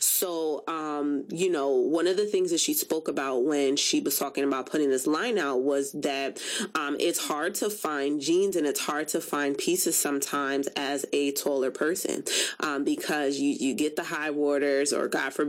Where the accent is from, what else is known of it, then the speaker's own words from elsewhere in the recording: Jamaica; I am Jamaican